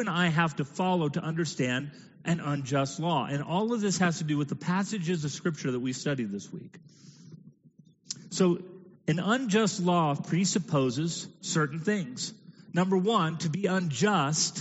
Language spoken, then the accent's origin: English; Georgia, United States; it's still Georgia